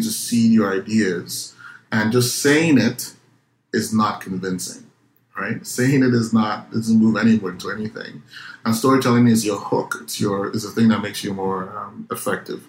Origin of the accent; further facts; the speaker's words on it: Nigeria; moved away; Growing up in Nigeria